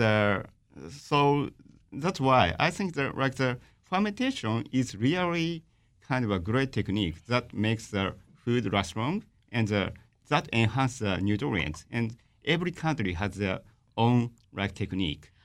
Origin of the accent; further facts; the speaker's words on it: Fukushima, Japan; I'm from Tohoku, I'm from Fukushima.